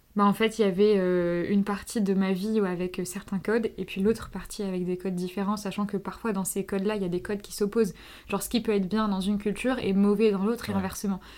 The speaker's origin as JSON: {"language": "French", "country": "France", "tie": "born or raised there", "said": "mes parents sont tous les deux marocains. Et ils sont tous les deux nés au Maroc, ils sont venus et je suis je suis née en France"}